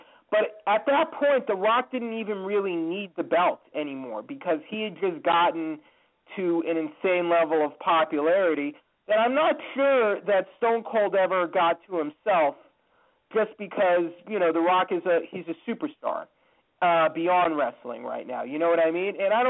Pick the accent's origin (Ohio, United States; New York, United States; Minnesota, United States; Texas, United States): Texas, United States; Houston; My hometown of Houston